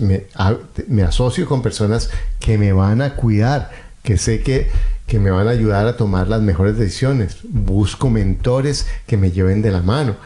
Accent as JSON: {"language": "Spanish", "country": "Colombia", "said": "Yo recuerdo en Colombia, yo soy colombiano"}